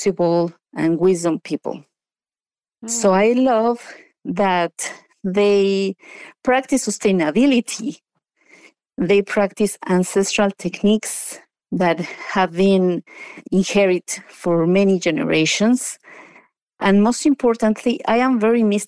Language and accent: English; Mexico City, Mexico; moved away as an adult; now in United States; So I was born and raised in Mexico. I was raised in a suburban area of Mexico City.